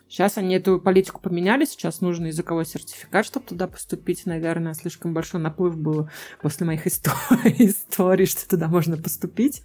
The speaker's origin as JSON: {"language": "Russian", "region": "Saint Petersburg", "country": "Russia", "moved": "as an adult", "lives_now": "Munich, Germany", "said": "я сама из Санкт-Петербурга и очень долго работала с музыкантами в Питере"}